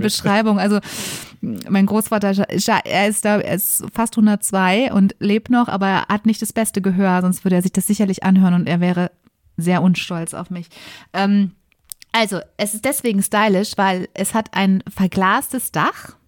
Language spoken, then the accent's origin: German; Bochum, North Rhine-Westphalia, Germany; moved away as an adult; also born or lived in Essen / Bayreuth; now in Munich, Germany; Ich komme ursprünglich aus Bochum, bin dort geboren und aufgewachsen